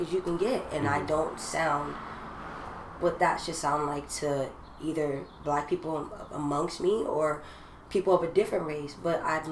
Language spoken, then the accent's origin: English; Orange County, California, United States; I was from Orange County